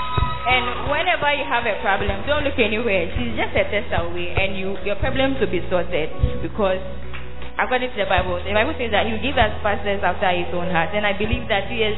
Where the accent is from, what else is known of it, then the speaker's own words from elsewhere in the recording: Central Region, Ghana; I'm from Central Malad region